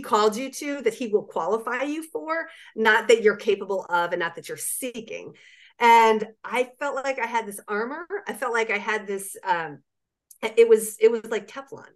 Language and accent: English; Southeast, United States; I'm from the Southeast